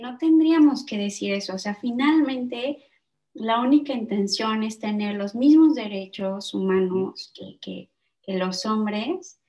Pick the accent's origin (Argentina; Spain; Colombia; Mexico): Mexico; moved away as an adult; now in Netherlands; como somos mexicanos, ¿no? Yo y mi socio